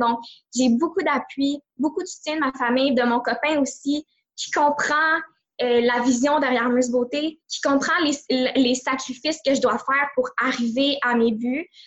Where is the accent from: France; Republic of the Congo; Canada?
Canada; Montreal, Quebec; je viens de la grande région de Montréal